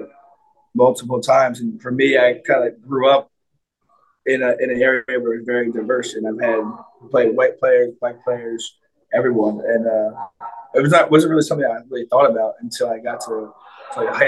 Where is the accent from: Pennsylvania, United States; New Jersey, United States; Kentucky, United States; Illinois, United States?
Pennsylvania, United States; Philadelphia; when I grew up in Philly, there was a team called the Anderson Monarchs